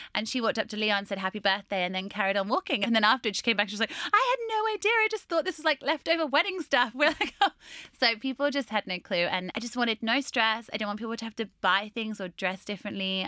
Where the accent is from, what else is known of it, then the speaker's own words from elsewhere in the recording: Norwich, East of England, United Kingdom; I train most of my clients in my hometown in Norwich